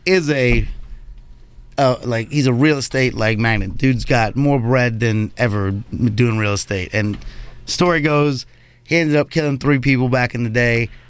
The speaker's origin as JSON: {"language": "English", "town": "New York City", "region": "New York", "country": "United States", "said": "I'm just a New Yorker"}